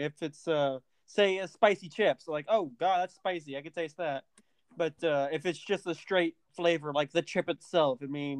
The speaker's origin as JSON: {"language": "English", "region": "Missouri", "country": "United States", "said": "mine's MO, Missouri."}